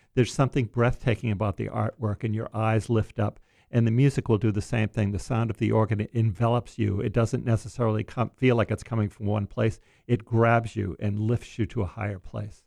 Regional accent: Portland, Maine, United States; I'm from Portland, Maine

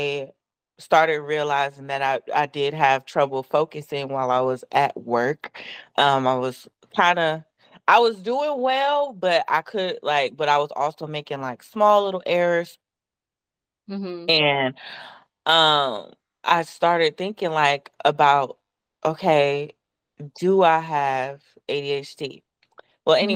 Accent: Columbus, Ohio, United States; moved away as an adult; also born or lived in Florida; now in Atlanta, United States; I am originally from Columbus, Ohio. I recently moved to Atlanta, Georgia

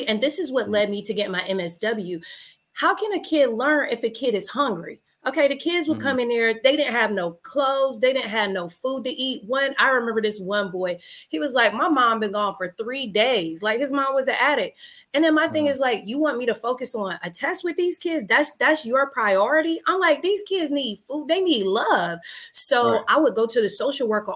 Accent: Fayetteville, North Carolina, United States; moved away as an adult; also born or lived in Virginia; now in Richmond, United States; originally I'm from Fayetteville, North Carolina

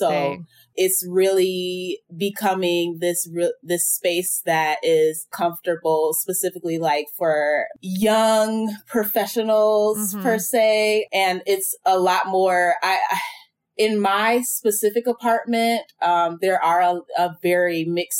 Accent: Detroit, Michigan, United States; also born or lived in Rockdale, Georgia / Virginia / Arizona; So I was originally born in Rockdale, Georgia, but like Detroit has been my home base.

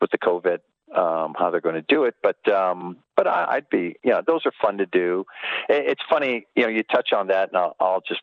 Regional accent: Los Angeles, California, United States; moved away as an adult; also born or lived in Milwaukee; I grew up in Los Angeles. So for a guy, you know, a young trainer from Los Angeles going to Milwaukee

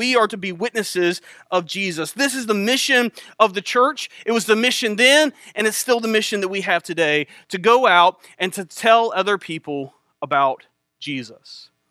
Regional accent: Elizabeth City, North Carolina, United States; I grew up in Elizabeth City, not too far from here.

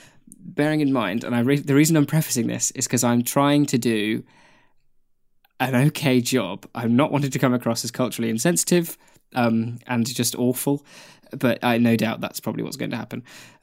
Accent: Taiwan; first language Mandarin Chinese; English is a second language; moved away as an adult; now in New Zealand; I was born and raised in Taiwan and only moved to New Zealand a couple of years ago for university. Chinese Mandarin is my native language

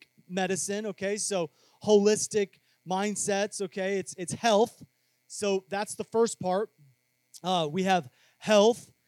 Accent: Cedar Rapids, Iowa, United States; When I was growing up in Cedar Rapids, Iowa, there wasn't a whole lot

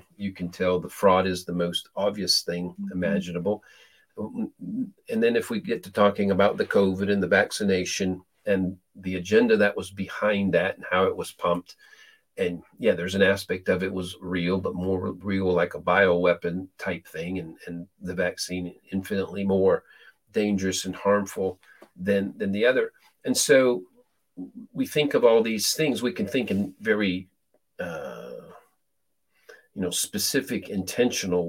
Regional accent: Peru; moved away as an adult; I was born and raised in Peru, South America, lived most of my first 18 years there

